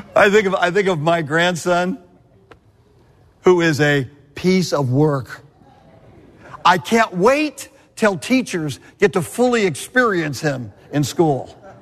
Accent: Southern California, United States; I'm from Southern California, born and raised

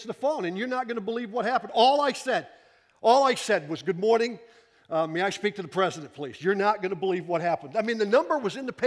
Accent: Pennsylvania, United States; I am a Pennsylvania resident. I was born in Pennsylvania. I was raised in Pennsylvania

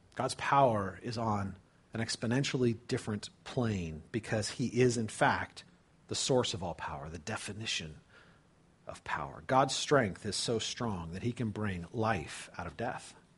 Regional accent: California, United States; I grew up in California, okay? Uh, lived near the Pacific Ocean

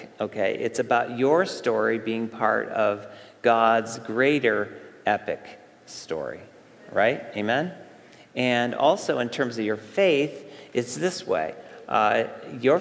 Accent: Central New York State, United States; moved away; I went back to where I grew up, our summer compound camp there in Central New York State. I went back to the area where I grew up.

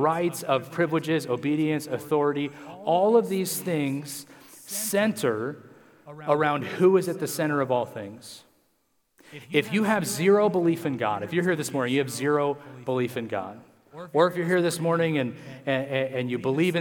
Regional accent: United States; we as Americans

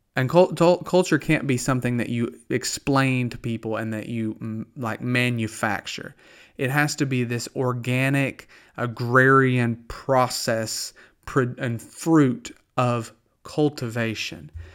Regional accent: the South, United States; accent: Southern; also born or lived in Pennsylvania; I don't have to try to be Southern. I talk like peanut butter

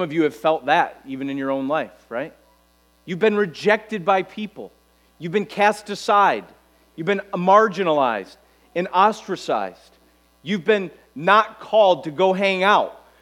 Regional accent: United States; we as American Christians

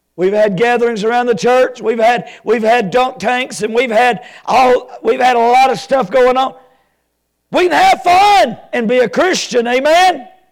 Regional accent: Alabama, United States

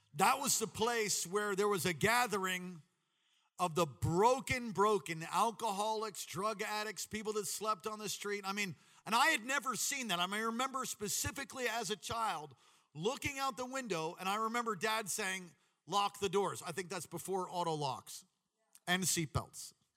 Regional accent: Long Island, New York, United States; I grew up in Long Island, New York

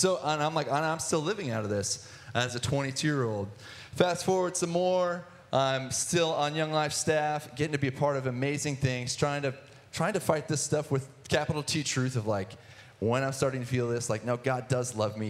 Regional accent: Athens, Ohio, United States; I grew up in Athens, Ohio, in the sticks outside of Ohio University

